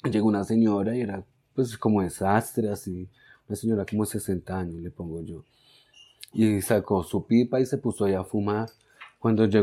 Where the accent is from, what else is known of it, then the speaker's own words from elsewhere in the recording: Bronx, New York, United States; yo soy de acá, soy de la zona, nací acá en el Bronx